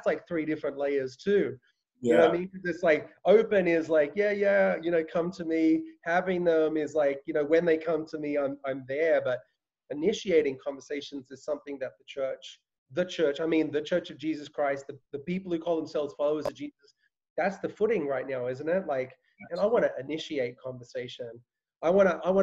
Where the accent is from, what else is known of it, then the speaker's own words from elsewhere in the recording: Australia; moved away; I grew up in Australia